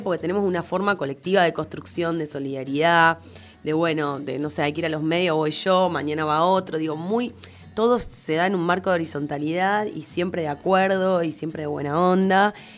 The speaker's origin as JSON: {"language": "Spanish", "region": "Buenos Aires", "country": "Argentina", "said": "soy la única de Cava"}